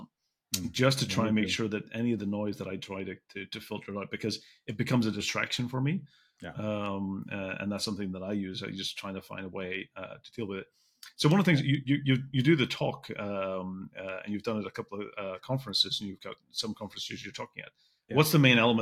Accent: Belfast, Northern Ireland, United Kingdom; I grew up in Belfast, and Belfast was a place where you never shared anything

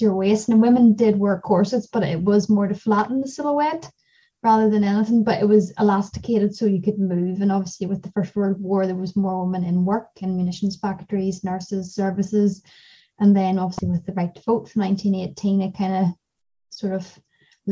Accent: Banbridge, Northern Ireland, United Kingdom; also born or lived in Scotland / England; I'm from Banbridge, County Down originally

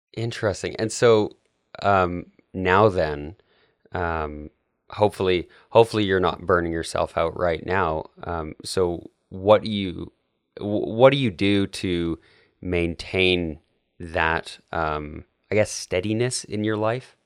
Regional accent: Canada; now in United States; I'm Canadian

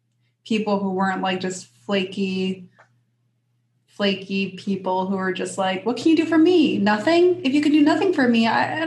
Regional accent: California, United States; now in Los Angeles, United States; we were born and raised in California, and we go to Los Angeles all the time because our grandmother lived there

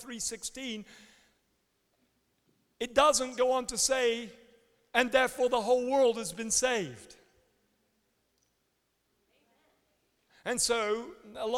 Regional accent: England, United Kingdom; also born or lived in Canada; now in United States; as English people

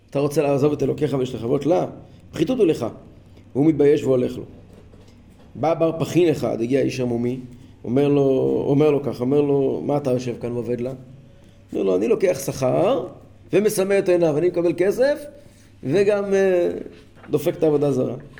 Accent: Kfar Chabad, Central District, Israel; אני גדלתי בכפר חב"ד

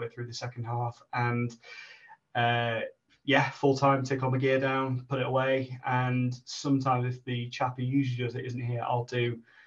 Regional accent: Kendal, North West England, United Kingdom; now in Sheffield, United Kingdom; originally I'm from Kendal up in the Lake District, been in Sheffield about 10 years now

